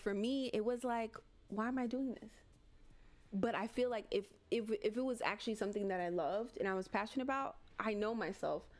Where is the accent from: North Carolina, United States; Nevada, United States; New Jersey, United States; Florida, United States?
Florida, United States; Miami; also born or lived in Gainesville; Like this is my home. Like this is where I'm from. From born and raised Miami